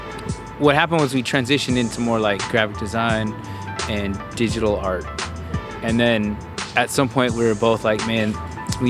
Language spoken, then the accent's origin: English; Bay Area, California, United States; growing up in the Bay Area, Berkeley, Oakland, Newark, Fremont area is where we all